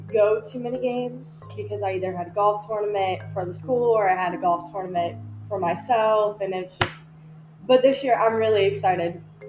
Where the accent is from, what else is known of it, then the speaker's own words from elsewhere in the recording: West Virginia, United States; growing up in West Virginia